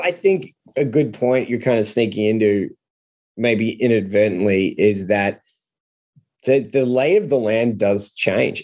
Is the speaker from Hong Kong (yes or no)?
no; Australia; as an Australian as a non-American